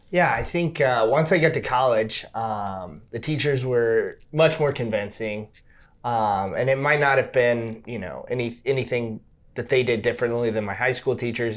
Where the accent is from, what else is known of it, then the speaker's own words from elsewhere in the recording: Cincinnati, Ohio, United States; also born or lived in Hamilton, Ohio; so I grew up, um, all over Cincinnati, Ohio.